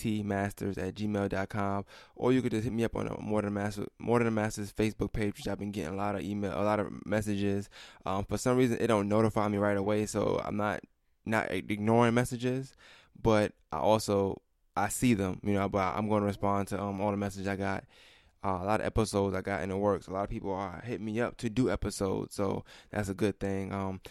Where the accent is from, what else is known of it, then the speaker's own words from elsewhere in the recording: New York, United States; moved away; Because I'm from New York